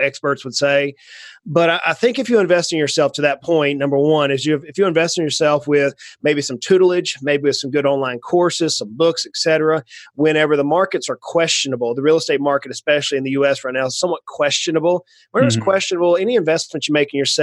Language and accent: English; Brunswick, Georgia, United States; I grew up in South Georgia on the coast, down near just a little south of Savannah, Georgia, a little town called Brunswick